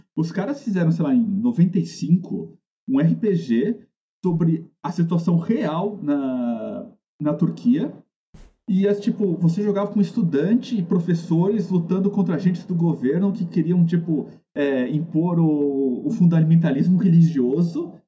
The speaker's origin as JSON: {"language": "Portuguese", "country": "Brazil", "said": "A gente é brasileiro"}